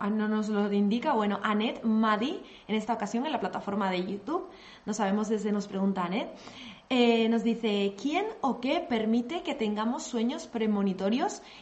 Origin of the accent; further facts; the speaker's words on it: Colombia; Soy de Colombia